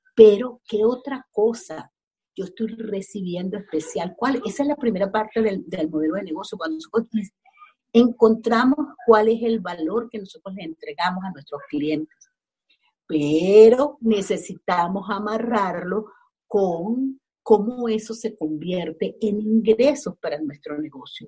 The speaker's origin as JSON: {"language": "Spanish", "country": "Venezuela", "first_language": "Spanish", "moved": "as an adult", "lives_now": "Los Angeles, United States", "said": "yo soy venezolana, tengo ocho años viviendo aquí en Los Ángeles"}